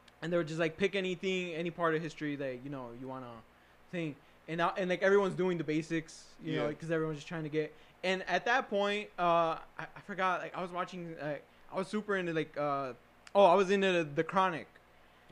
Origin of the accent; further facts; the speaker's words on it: Illinois, United States; we're from Illinois